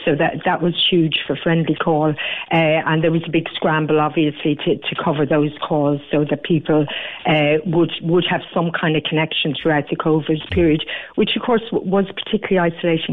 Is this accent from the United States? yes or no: no; Cork, Munster, Ireland; we're Irish and we're from Cork